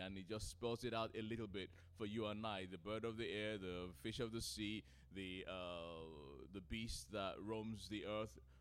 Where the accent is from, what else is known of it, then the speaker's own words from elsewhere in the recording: Nigeria; now in United Kingdom; I'm a Nigerian, grew up in Nigeria